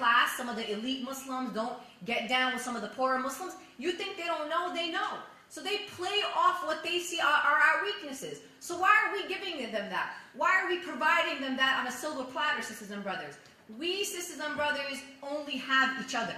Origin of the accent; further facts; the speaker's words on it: New York City, New York, United States; I'm a child of immigrants. I'm born and raised in Brooklyn